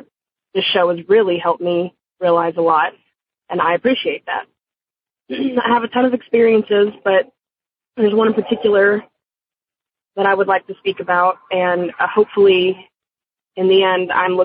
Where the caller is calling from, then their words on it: Dallas, Texas, United States; I'm calling from Dallas, Texas.